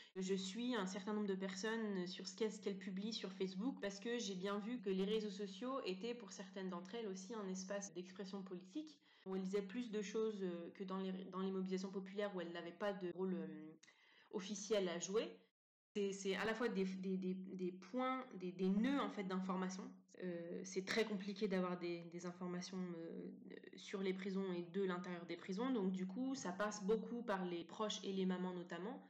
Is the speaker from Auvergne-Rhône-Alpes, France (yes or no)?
no; Montivilliers, Normandy, France; je suis née euh, en France, euh, à Montivilliers, en 1988.